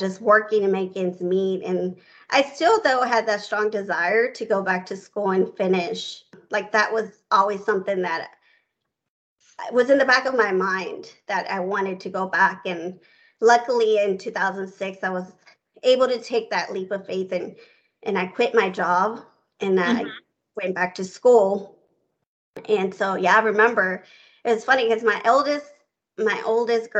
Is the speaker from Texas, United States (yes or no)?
yes; Houston, Texas, United States; I grew up in Houston, Texas.